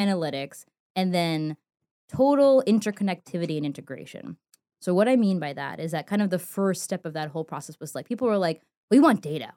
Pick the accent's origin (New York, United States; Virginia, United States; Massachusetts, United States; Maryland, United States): New York, United States; New York City; moved away as an adult; also born or lived in North Carolina; me growing up in New York City